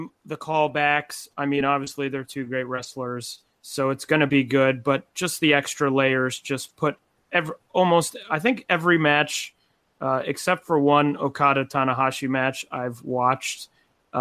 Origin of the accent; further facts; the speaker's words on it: Cleveland, Ohio, United States; I'm from Cleveland, so I grew up watching Gargano